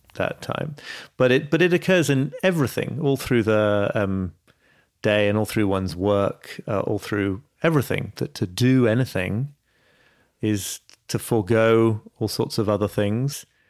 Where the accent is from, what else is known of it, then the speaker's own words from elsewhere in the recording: York, Yorkshire and the Humber, United Kingdom; my hometown of York